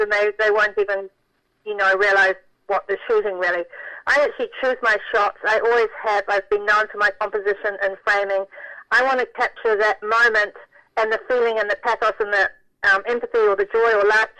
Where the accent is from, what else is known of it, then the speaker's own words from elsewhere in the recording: New Zealand; moved away; my hometown had been destroyed by an earthquake